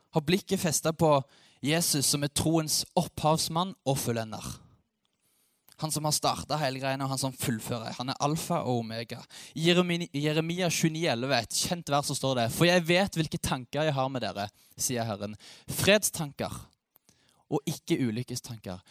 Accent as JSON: {"language": "Norwegian", "town": "Ålgård", "region": "Rogaland", "country": "Norway", "moved": "yes", "lives_now": "Sandnes, Norway", "said": "Jeg bor i Sandnes. Jeg er fra Ålgård"}